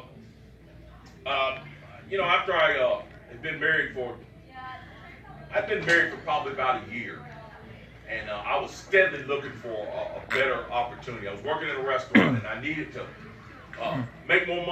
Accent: Greensboro, North Carolina, United States; born and raised in Greensboro with the Greensboro City Schools

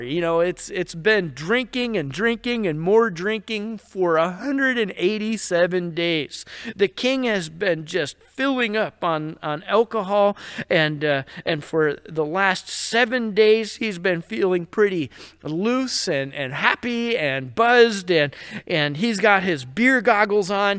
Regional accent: New York, United States; I'm from New York and I've kinda heard about it all my life

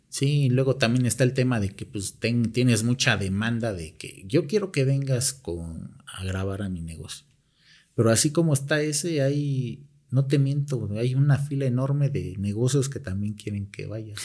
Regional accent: Mexico; somos los propios mexicanos

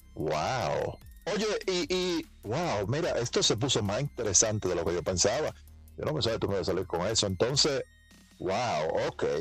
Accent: Dominican Republic; mi país, República Dominicana

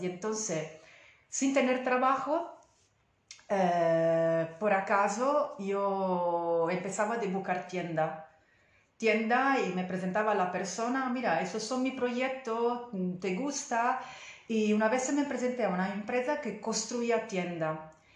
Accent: Italy; Spanish is a second language; moved away; soy italiana y entonces pido disculpas por mi español

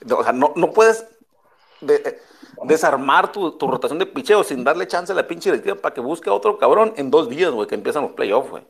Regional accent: Culiacán, Sinaloa, Mexico; Yo soy de Culiacán.

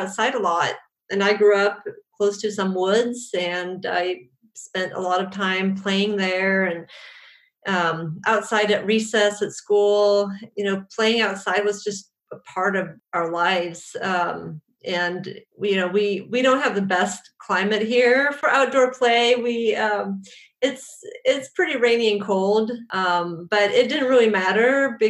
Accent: Sweden; I was born and raised in Sweden

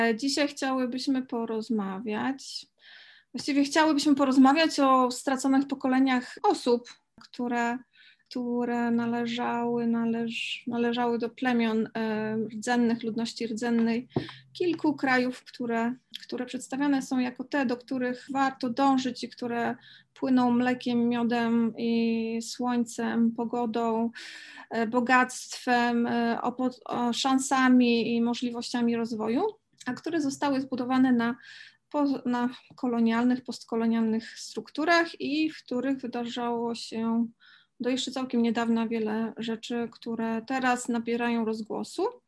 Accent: Poland; my się urodziłyśmy w środkowej, e, w środku Europy, w sercu Europy, Polsce

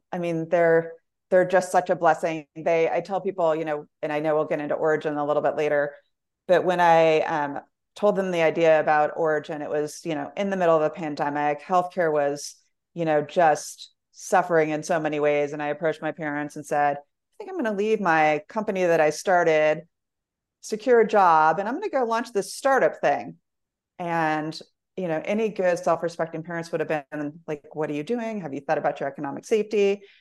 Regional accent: Germany; born there; my dad was in the military, so I was actually born overseas.

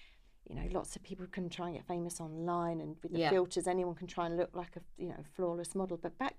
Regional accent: Croydon, London, United Kingdom; I'm from Croydon.

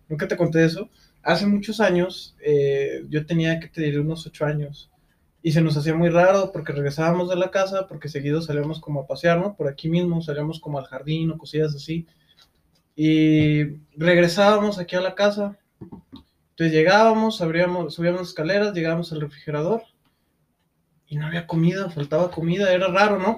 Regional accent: Lagos de Moreno, Jalisco, Mexico; Nosotros venimos de Lagos de Moreno, eh, que es un pueblo pequeño

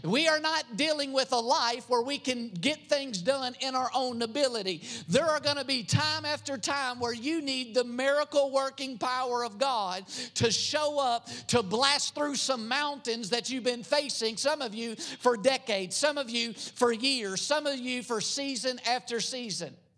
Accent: United States; also born or lived in Philippines; I grew up in America

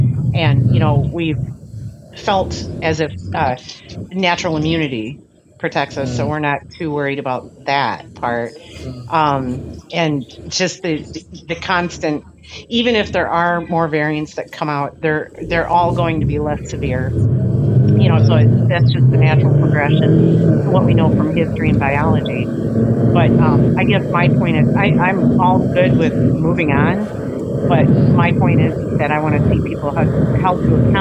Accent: Las Vegas, Nevada, United States; I'm from Las Vegas, Nevada

